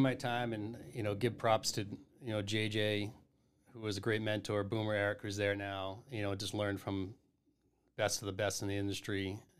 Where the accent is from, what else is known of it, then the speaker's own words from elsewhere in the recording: Massachusetts, United States; growing up in the South Shore and my dad working in Boston and having two older brothers